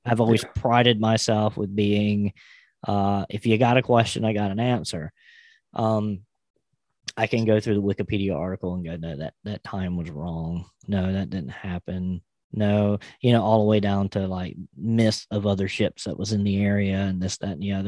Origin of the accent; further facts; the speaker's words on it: South Carolina, United States; here in my home state of South Carolina